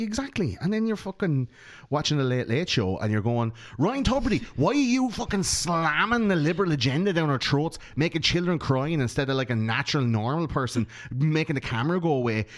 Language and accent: English; Ireland; we grew up in Catholic Ireland.